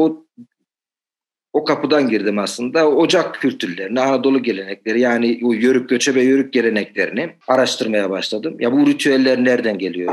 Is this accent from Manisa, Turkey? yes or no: yes; Demirci, Manisa, Turkey; ben e, Manisa'nın Demirci ilçesine bağlı bir köyde doğdum.